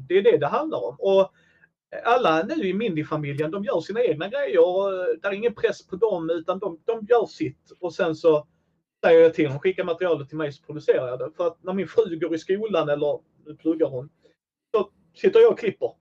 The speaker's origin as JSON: {"language": "Swedish", "town": "Helsingborg", "region": "Skåne", "country": "Sweden", "said": "Jag är från Helsingborg"}